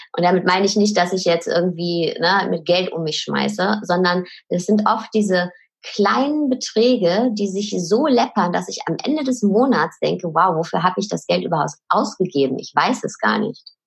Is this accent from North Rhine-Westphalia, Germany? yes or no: yes; Ruhr area, North Rhine-Westphalia, Germany; Sie ist wie ich ein Kind des Ruhrpots